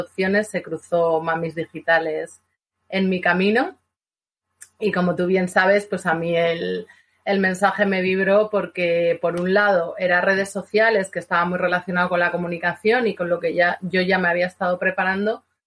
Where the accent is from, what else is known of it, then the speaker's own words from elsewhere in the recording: Vitoria-Gasteiz, Basque Country, Spain; yo soy de Vitoria